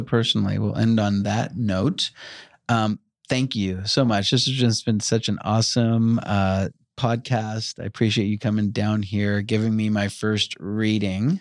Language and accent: English; Long Island, New York, United States; I grew up in Long Island